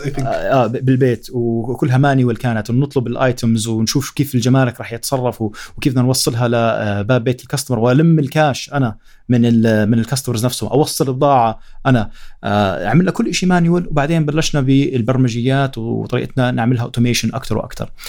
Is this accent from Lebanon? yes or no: no; Jordan; احنا من الأردن